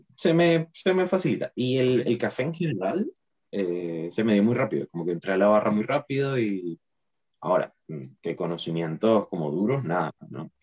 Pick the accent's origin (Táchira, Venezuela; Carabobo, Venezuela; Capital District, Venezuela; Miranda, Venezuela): Capital District, Venezuela; Caracas; moved away as an adult; now in Chile; me cambié de país, me vine para acá de Chile, yo soy de Caracas, Venezuela